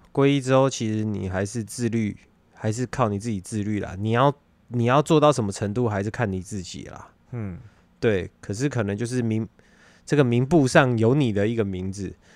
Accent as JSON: {"language": "Chinese", "country": "Taiwan", "said": "普遍我们台湾人相信什么的"}